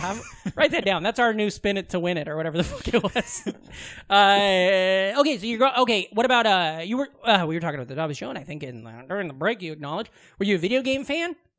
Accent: Iowa, United States; moved away; the oldest bar in my hometown, I'm pretty sure, is called Cheers.

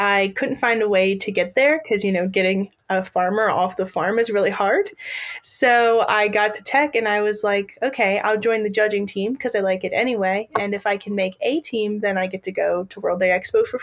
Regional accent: Harrington, Delaware, United States; also born or lived in Virginia; I grew up on my family's grain farm in Harrington, Delaware

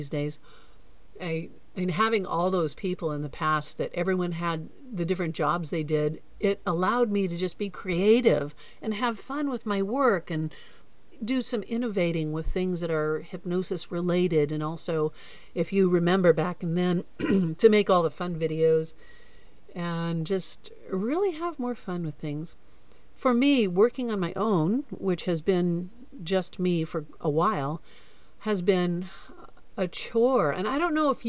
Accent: Florida, United States; also born or lived in Newport Beach, California / Boulder, Colorado; now in Hawaii, United States; I grew up in Florida

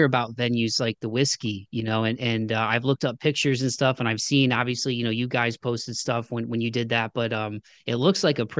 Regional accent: Midwest, United States; it all seemed very like otherworldly growing up in the Midwest, you know.

